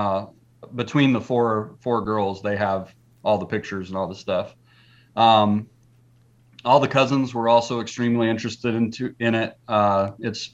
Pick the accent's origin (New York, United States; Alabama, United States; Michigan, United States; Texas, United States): Texas, United States; Jeff and I are from Texas